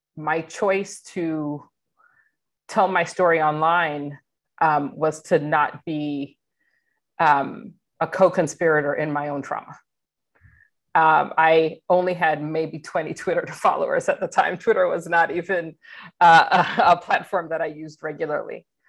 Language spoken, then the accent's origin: English; Atlanta, Georgia, United States; moved away as an adult; I grew up in Atlanta, Georgia, was recruited from Atlanta